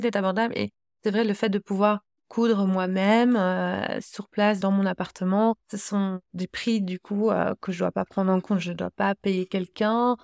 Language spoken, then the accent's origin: French; Belgium; je suis belge, je crée en Belgique